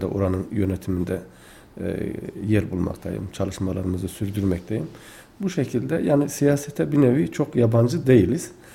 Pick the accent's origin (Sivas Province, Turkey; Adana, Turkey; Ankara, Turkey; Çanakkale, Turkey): Adana, Turkey; Tufanbeyli; now in Kayseri, Turkey; aslen Adana Tufanbeyli ilçesi doğumluyum.